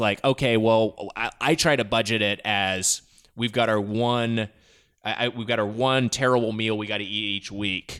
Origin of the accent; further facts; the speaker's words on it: Southern California, United States; I grew up in Southern California. I never left